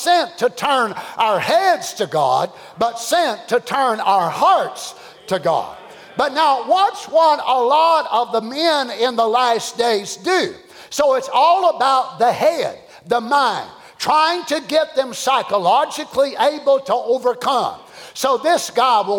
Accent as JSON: {"language": "English", "region": "Kentucky", "country": "United States", "said": "I'm from Kentucky like he was"}